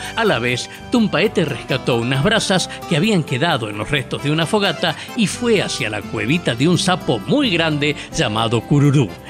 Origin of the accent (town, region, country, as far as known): Salta, Argentina